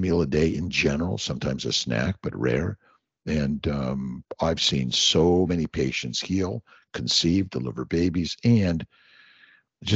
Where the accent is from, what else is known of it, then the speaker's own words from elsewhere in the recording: Los Angeles, California, United States; I grew up in Los Angeles.